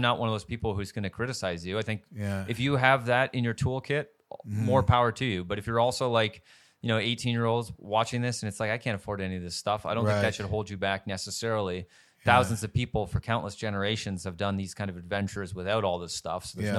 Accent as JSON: {"language": "English", "region": "rural Southern Ontario", "country": "Canada", "tie": "born or raised there", "said": "I grew up in rural Southern Ontario, which I think was a fabulous place to grow up."}